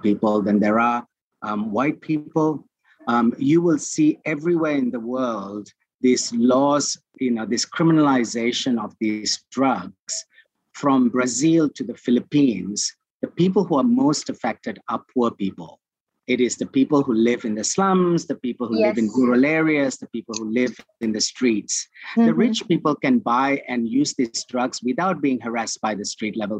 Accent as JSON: {"language": "English", "country": "Malaysia"}